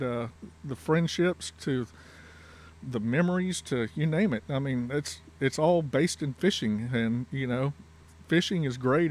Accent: Texas, United States; also born or lived in Louisiana; in Texas and considering myself a Texan, even though I was born in Louisiana

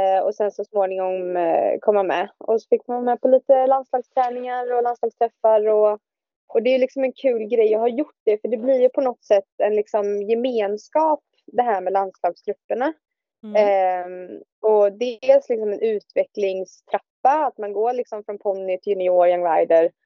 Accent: Billdal, Västra Götaland, Sweden; moved away as an adult; now in Denmark; kommer jag ju från eh, Bildal som ligger utanför eh, Göteborg.

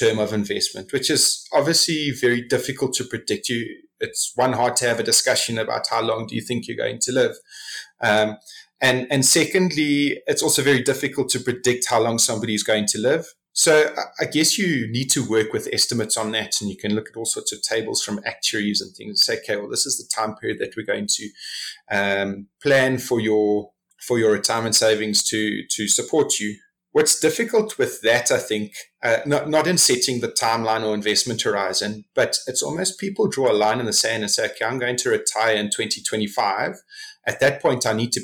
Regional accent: South Africa; as a South African investor

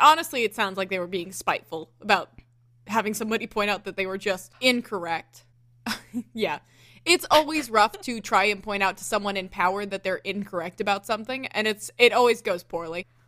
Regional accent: the South, Southern United States, United States

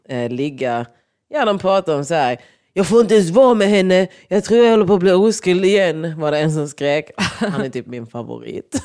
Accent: Lund, Skåne, Sweden; vi gick ju på olika sidor av Lund

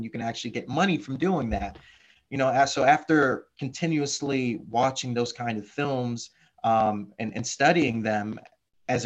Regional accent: Florida, United States; moved away as an adult; born and raised in Florida

